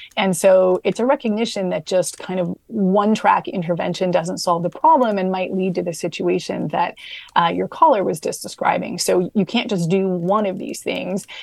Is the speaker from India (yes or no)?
no; Canada; I'm a Canadian. I work for the New York Times, but I'm based in Canada